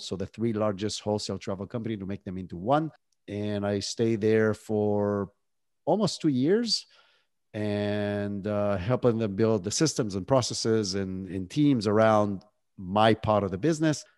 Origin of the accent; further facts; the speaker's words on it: Israel; moved away as an adult; now in United States; I was born and raised in Israel, that's where the accent is from